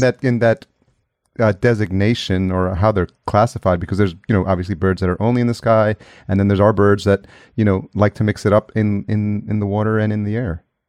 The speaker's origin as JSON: {"language": "English", "town": "Yonkers", "region": "New York", "country": "United States", "tie": "born or raised there", "also_born_or_lived": "El Salvador", "moved": "as an adult", "lives_now": "Los Angeles, United States", "said": "I was technically born in El Salvador, which is in Central America, and I came to the, uh, United States when I was a year old, and I was raised, uh, just outside New York City in a city called Yonkers"}